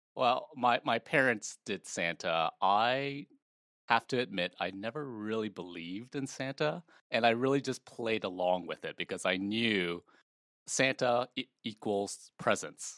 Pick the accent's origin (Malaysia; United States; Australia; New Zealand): Malaysia; moved away; I was born in Malaysia